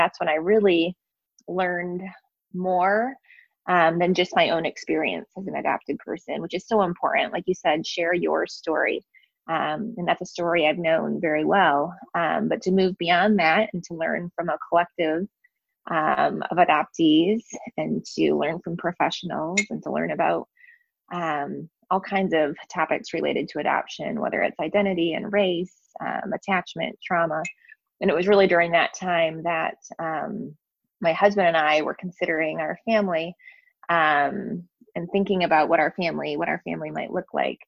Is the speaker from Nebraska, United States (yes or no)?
no; West Michigan, United States; also born or lived in Daegu, South Korea; I grew up in West Michigan, which is a predominantly white community, and it is also predominantly Dutch